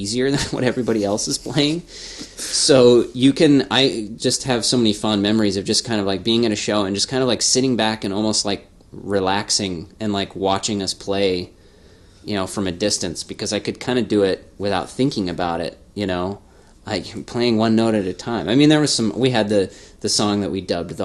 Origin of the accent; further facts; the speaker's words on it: Spokane, Washington, United States; growing up, you know, in Spokane and being 13, 14